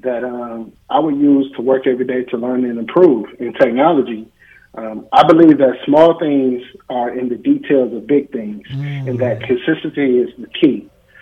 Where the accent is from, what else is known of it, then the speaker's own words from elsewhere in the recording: Canton, Ohio, United States; moved away; I'm from Canton, Ohio